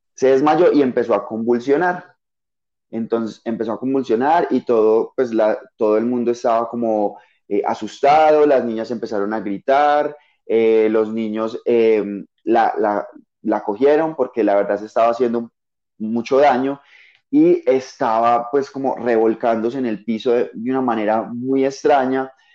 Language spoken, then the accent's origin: Spanish; Paisa region, Antioquia, Colombia; accent: paisa; sí, soy paisa